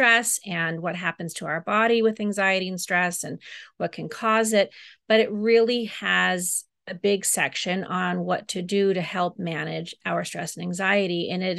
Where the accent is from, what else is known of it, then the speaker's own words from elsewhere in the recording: Germany; also born or lived in Amsterdam, Netherlands; they actually ended up moving to Europe, where I was born in Amsterdam, Holland. And then I moved to Germany when I was about 3 years old. And my parents lived there until I went to college or beyond college.